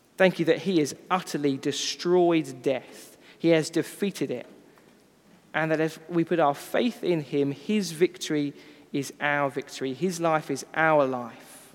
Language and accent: English; United Kingdom; we are British